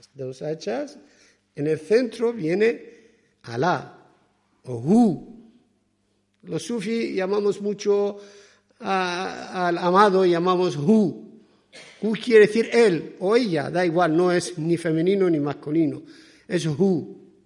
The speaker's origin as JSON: {"language": "Spanish", "country": "Iran", "second_language": "Spanish", "moved": "yes", "lives_now": "Spain", "said": "yo soy persa, soy de Irán"}